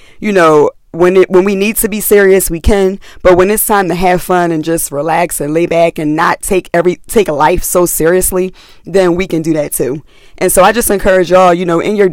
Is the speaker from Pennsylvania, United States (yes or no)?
yes; Philadelphia, Pennsylvania, United States; I was from West Philly